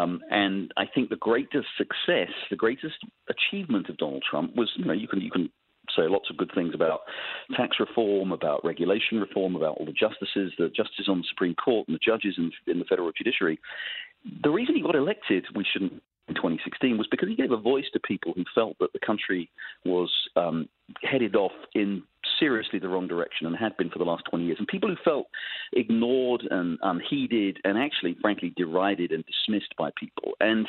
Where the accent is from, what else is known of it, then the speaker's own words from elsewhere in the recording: England, United Kingdom; moved away; You could tell from my voice, I'm an immigrant. I came here from England. I, you know, love this country.